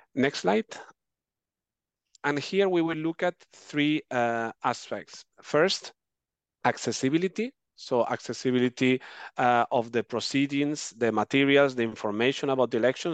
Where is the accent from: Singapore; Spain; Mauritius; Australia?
Spain; my home country, Spain